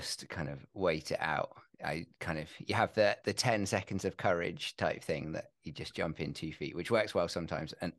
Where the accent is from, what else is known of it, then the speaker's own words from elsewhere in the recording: England, United Kingdom; I'm English